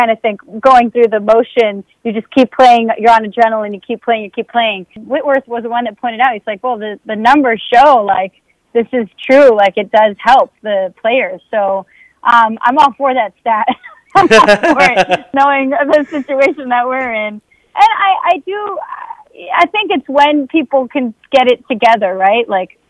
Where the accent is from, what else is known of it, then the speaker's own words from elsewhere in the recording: Bronx, New York, United States; he's Oakland and I'm from the Bronx. And so I'm like, dude, like, we're just the opposite coast here.